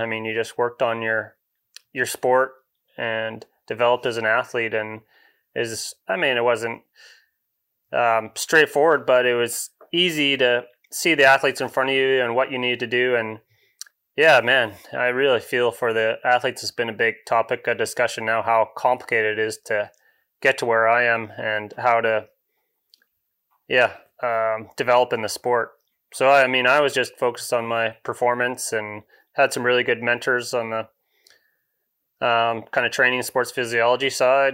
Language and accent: English; Comox Valley, Vancouver Island, British Columbia, Canada; also born or lived in England; growing up on Vancouver Island, grew up, um, Comox Valley kinda halfway up